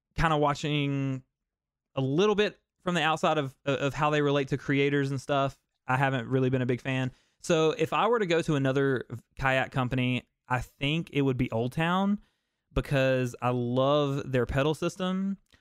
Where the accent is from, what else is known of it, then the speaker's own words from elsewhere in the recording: the South, United States; I'm from the South, man. I don't like the cold